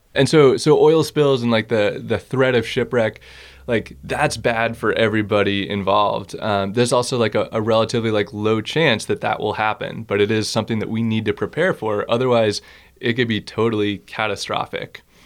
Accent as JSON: {"language": "English", "town": "Boston", "region": "Massachusetts", "country": "United States", "tie": "born or raised there", "also_born_or_lived": "Concord, Massachusetts", "moved": "as an adult", "lives_now": "Alaska, United States", "said": "I grew up in Boston, Massachusetts, uh, on the East Coast."}